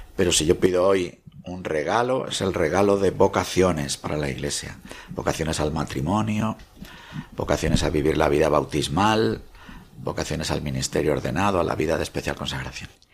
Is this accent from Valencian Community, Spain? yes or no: no; Meneses de Campos, Castile and León, Spain; la Virgen de mi pueblo, que es la Virgen del Tobar